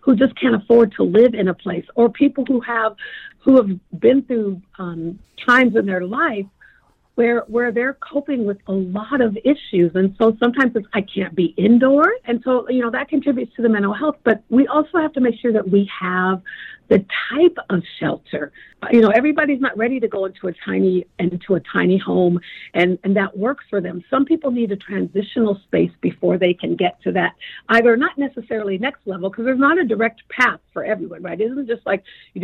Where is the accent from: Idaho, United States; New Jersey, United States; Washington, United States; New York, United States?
Washington, United States; Tacoma; I'm a little girl who grew up poor in Tacoma